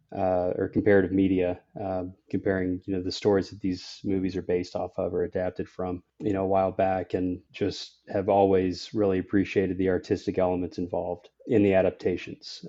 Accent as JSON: {"language": "English", "town": "Nashville", "region": "Tennessee", "country": "United States", "tie": "born or raised there", "said": "I'm from Nashville, Tennessee, uh, where I'm, you know, speaking with you guys from, uh, today, uh, born and raised here"}